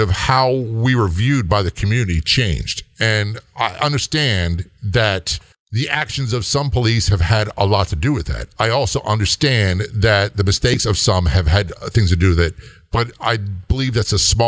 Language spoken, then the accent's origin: English; Southern Maryland, United States; moved away as an adult; also born or lived in Baltimore, Maryland; I was not a native of Baltimore. I came from Southern Maryland.